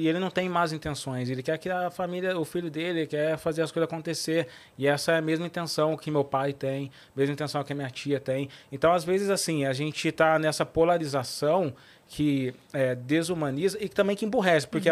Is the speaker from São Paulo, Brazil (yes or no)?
yes; Cruzeiro, São Paulo, Brazil; moved away; lá na minha cidade, lá em Cruzeiro